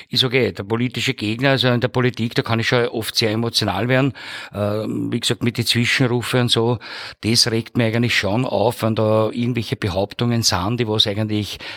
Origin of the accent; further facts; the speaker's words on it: Hollabrunn, Lower Austria, Austria; gebürtiger Hollerbrunner äh, und bin im Bezirk Hollerbrunn natürlich zu Hause in Ziersdorf seit äh, 2020